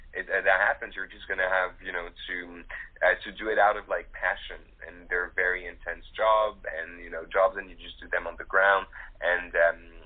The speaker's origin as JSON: {"language": "English", "country": "Morocco", "tie": "born or raised there", "said": "I was raised in Morocco"}